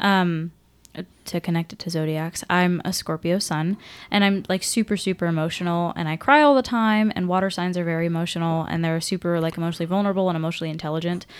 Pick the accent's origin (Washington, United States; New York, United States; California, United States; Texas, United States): Washington, United States; I'm from Washington